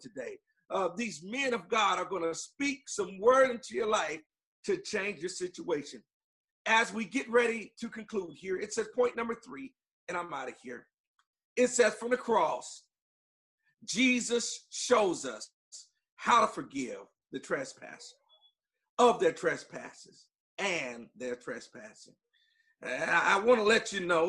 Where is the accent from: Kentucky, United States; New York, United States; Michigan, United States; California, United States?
California, United States; Long Beach; I'm from Long Beach, California